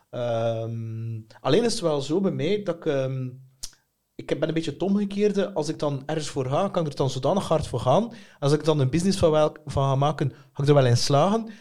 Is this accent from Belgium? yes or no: yes; Bruges, Flanders, Belgium; Ja. Oorspronkelijk van Brugse.